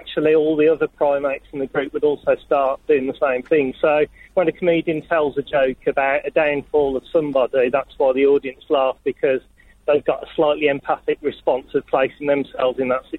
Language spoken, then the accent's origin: English; Birmingham, West Midlands, United Kingdom; Yeah, Birmingham.